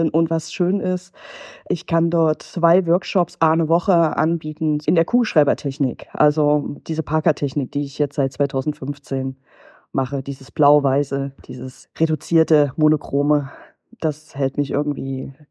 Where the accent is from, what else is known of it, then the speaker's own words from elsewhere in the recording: Jena, Thuringia, Germany; und ich komme ursprünglich aus Thüringen und da ist es echt schwierig. Also Jena, wo ich herkomme, wirklich was mit Kunst zu machen.